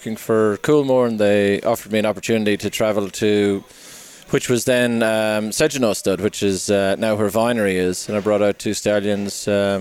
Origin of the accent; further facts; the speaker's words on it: Kilkenny, Leinster, Ireland; moved away as an adult; also born or lived in Bantry, West Cork, Ireland; now in Australia; we were born in a place called Bantry, which is down in West Cork, and we moved up to Kilkenny, which is in the Midlands.